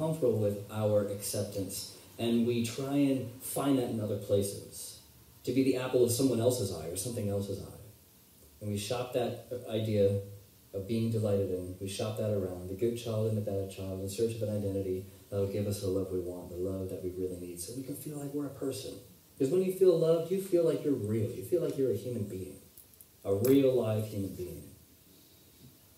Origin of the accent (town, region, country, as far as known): United States